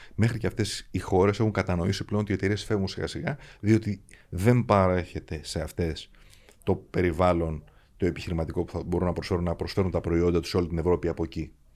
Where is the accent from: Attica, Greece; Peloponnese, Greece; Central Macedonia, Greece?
Attica, Greece; Athens; Αθηναίος εκεί μεγάλωσα και αυτή ξέρω σαν πατρίδα μου